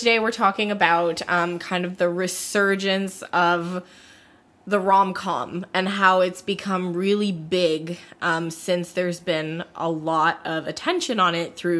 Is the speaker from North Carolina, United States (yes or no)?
yes; North Carolina, United States; We're both from North Carolina.